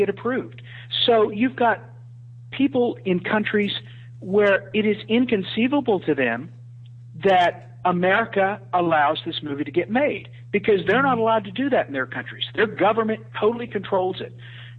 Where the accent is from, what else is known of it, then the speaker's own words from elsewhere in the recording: United States; moved away as an adult; now in Malaysia; As you know, I live in an Islamic country. I'm an American expat who lives overseas.